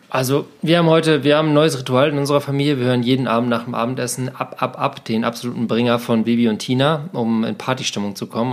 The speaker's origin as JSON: {"language": "German", "country": "Germany", "said": "ich komme aus Deutschland"}